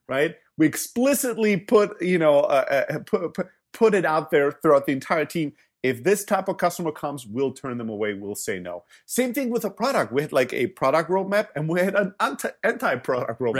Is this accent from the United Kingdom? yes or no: no; Germany; moved away; also born or lived in Greece; I'm originally from Greece, grew up in Germany